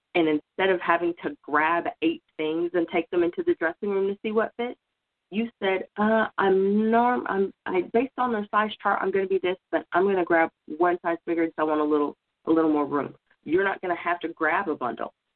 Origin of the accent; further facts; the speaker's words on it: Oklahoma, United States; moved away; I'm originally from Oklahoma